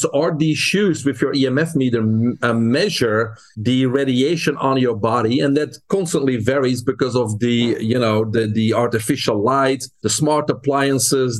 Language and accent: English; Belgium; English is a second language; moved away as an adult; now in United States; I'm originally from Belgium. That's where I grew up. But I came to the U.S. in 1997